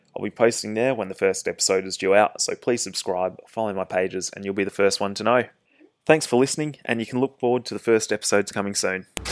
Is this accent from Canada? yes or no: no; Perth, Western Australia, Australia; I'm a triathlete from Perth in Western Australia